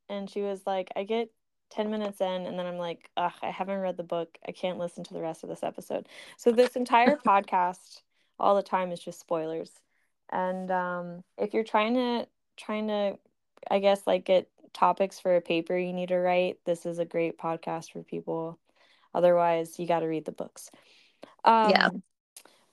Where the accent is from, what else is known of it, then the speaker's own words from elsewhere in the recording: Virginia, United States; also born or lived in North Carolina; I was actually born in Virginia. I lived in North Carolina, but then I moved back.